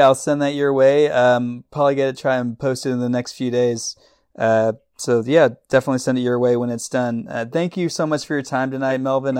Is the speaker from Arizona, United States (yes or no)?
no; Dallas, Texas, United States; I'm born and raised in Dallas.